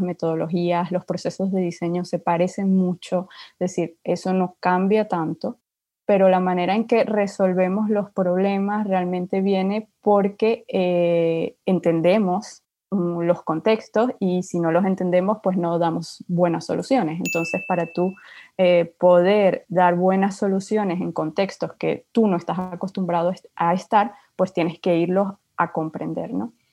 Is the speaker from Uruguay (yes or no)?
no; Venezuela; moved away as an adult; also born or lived in Spain; now in France; yo soy de Venezuela